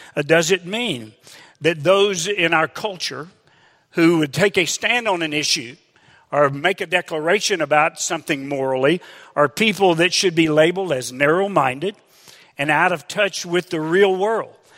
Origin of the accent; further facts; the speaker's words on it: Hot Springs, Arkansas, United States; Sandy and I grew up in Hot Springs, Arkansas